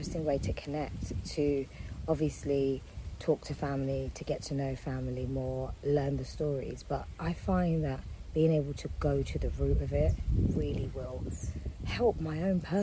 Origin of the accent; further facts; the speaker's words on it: United Kingdom; growing up in Europe and in the UK